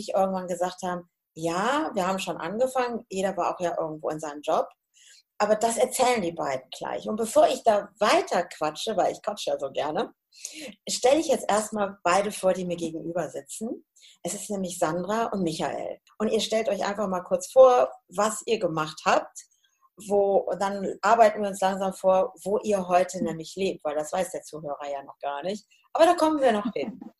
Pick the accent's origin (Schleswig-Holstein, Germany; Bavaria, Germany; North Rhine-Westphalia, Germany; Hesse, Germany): Hesse, Germany; now in Münsterland, Germany; weil ich komme ja aus dem Hessischen. Und dann ist es ein bisschen anders als hier.